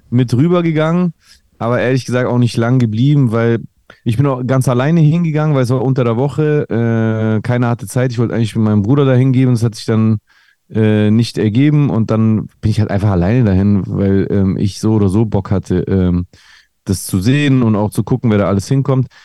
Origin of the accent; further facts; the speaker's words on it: Greece; now in Germany; hey, ich bin auch Grieche, ich finde es voll krass, dass ein Grieche so im Deutschrap ist und so.